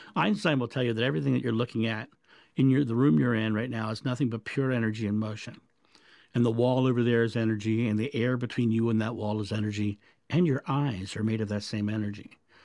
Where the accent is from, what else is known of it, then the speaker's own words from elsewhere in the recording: United States; I'm American.